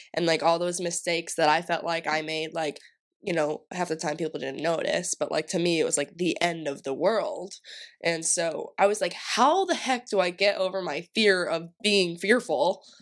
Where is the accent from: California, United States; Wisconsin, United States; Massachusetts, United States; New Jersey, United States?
Massachusetts, United States; I'm from Massachusetts